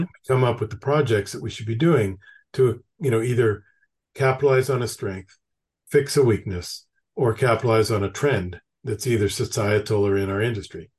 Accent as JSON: {"language": "English", "country": "Canada", "moved": "yes", "lives_now": "United States", "said": "I'm originally from Canada"}